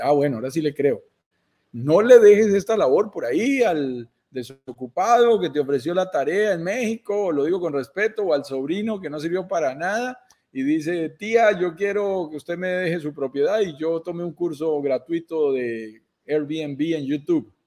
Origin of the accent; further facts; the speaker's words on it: Colombia; para colombianos como nosotros, viviendo en Colombia